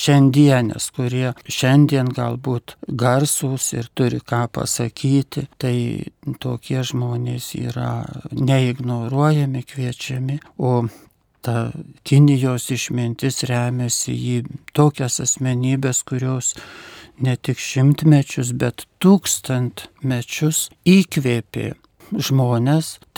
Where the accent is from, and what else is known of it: Lithuania